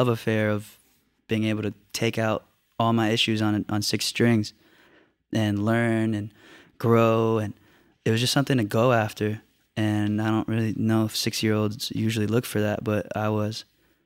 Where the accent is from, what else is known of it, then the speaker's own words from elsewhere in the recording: Orlando, Florida, United States; we're from Dr. Phillips, which is a suburb right outside of it.